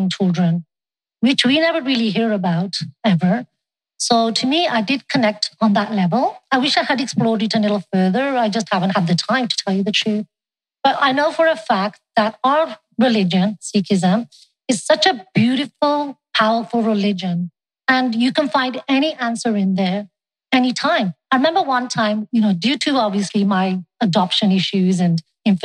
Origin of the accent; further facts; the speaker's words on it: England, United Kingdom; now in Canada; I was born in England. I got married in Canada